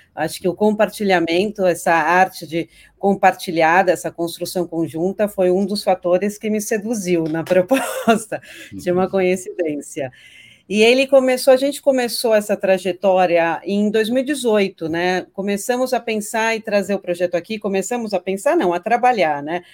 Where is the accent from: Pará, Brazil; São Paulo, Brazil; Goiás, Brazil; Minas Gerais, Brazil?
São Paulo, Brazil; Eu cresci aqui em São Paulo, sou paulistana